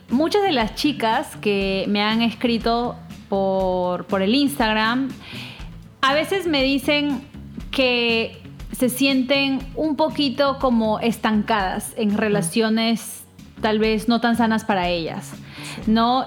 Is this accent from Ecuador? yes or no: no; Peru; now in New York, United States; somos peruanas